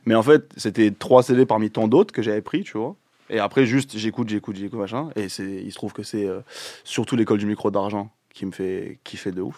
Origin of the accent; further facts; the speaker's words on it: Seine-et-Marne, Île-de-France, France; là d'où je viens dans le 7-7